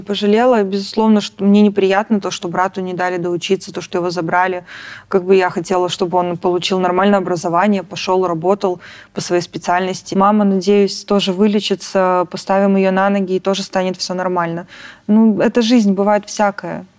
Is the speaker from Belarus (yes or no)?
yes; Belarus; moved away as an adult; мы белорусы